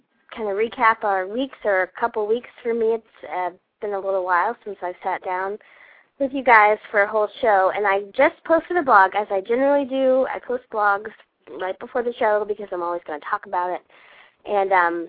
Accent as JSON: {"language": "English", "region": "Georgia", "country": "United States", "tie": "born or raised there", "said": "I grew up in Georgia, and Georgia is full of bugs, all kinds of bugs"}